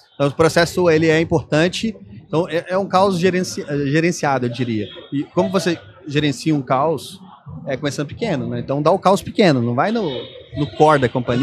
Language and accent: Portuguese; Belo Horizonte, Minas Gerais, Brazil; accent: mineiro; moved away; also born or lived in São Paulo; eu sou de BH, né? Não sei se vocês já perceberam meu sotaque.